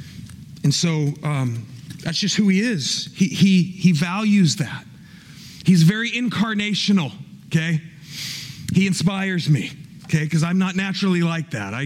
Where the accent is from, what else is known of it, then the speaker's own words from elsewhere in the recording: Kansas City, Missouri, United States; I was born in Kansas City